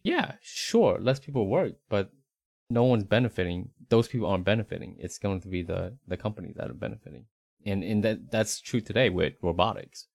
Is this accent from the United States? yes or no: yes; Northeast United States, United States; moved away as an adult; also born or lived in Southeast United States; now in Central Texas, United States; born in the Northeast United States